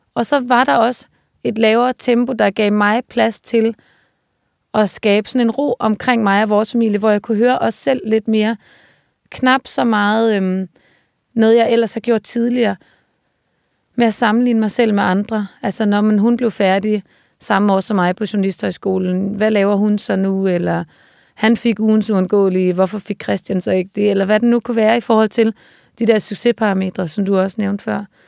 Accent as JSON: {"language": "Danish", "town": "Aarhus", "region": "Central Denmark Region", "country": "Denmark", "tie": "born or raised there", "also_born_or_lived": "Copenhagen", "moved": "yes", "lives_now": "Svendborg, Denmark", "said": "omkring Aarhus, hvor jeg voksede op"}